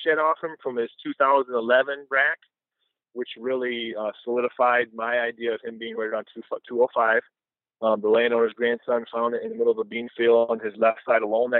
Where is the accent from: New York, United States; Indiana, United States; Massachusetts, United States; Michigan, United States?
Michigan, United States; We're from Michigan.